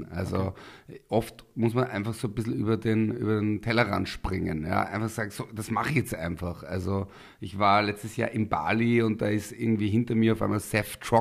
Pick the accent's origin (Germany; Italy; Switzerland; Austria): Austria; Linz, Upper Austria; ich komme quasi aus Linz, äh, aus dem Gemeindebau, alleinerziehende Mutter, ähm, eher, sage ich mal, äh, Arbeiterniveau.